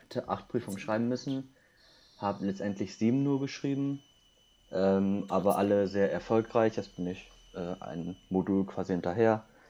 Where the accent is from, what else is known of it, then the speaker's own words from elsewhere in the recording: Wildeshausen, Lower Saxony, Germany; also born or lived in South Korea / Gütersloh; Also ich bin in Südkorea geboren, wohne seit 2002 in Deutschland. Ursprünglich, also erst in Gütersloh und bin dann irgendwann zur zweiten Klasse nach Wildeshausen gezogen